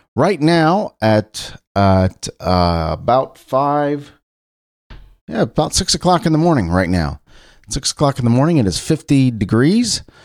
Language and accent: English; Cincinnati, Ohio, United States; I'm not from the South. I'm from Cincinnati, Ohio